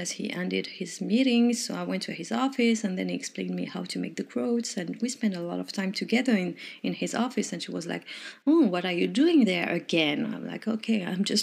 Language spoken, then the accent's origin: English; Morocco; English is a second language; moved away; also born or lived in France; I'm originally from Morocco, but I'm French